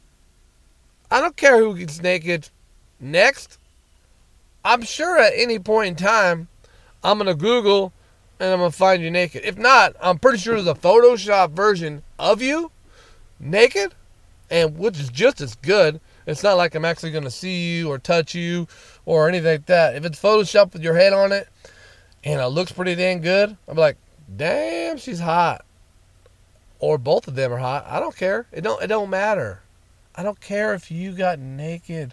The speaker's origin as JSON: {"language": "English", "town": "Fresno", "region": "California", "country": "United States", "tie": "born or raised there", "also_born_or_lived": "Bay Area, California", "moved": "as an adult", "said": "my hometown, Clovis/Fresno/Sanger/Madera, whatever you want to call it"}